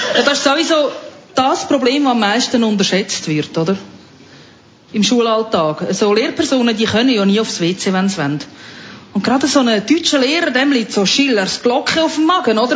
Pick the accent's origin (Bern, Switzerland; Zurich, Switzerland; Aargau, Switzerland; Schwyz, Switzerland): Aargau, Switzerland; lower Fricktal; ich bin ja aus dem Aargau, genauer aus dem unteren Fricktal